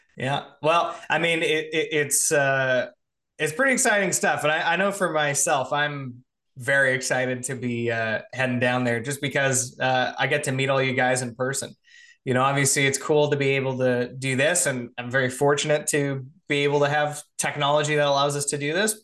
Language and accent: English; Canada; I'm Canadian too